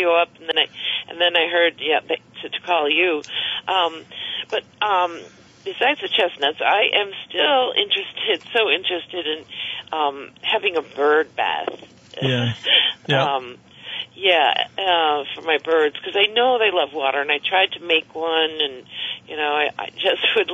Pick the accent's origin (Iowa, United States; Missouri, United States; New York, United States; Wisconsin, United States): Wisconsin, United States; now in Vermont, United States; I grew up in Wisconsin